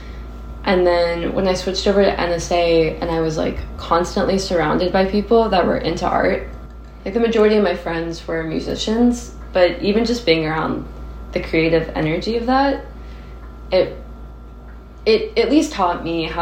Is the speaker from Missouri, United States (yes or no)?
no; Nashville, Tennessee, United States; also born or lived in Texas; I was born in Texas and then raised in Nashville